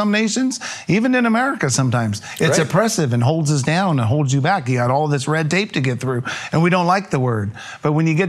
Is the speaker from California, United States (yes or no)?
yes; California, United States; Yes, we're from Riverside County, California.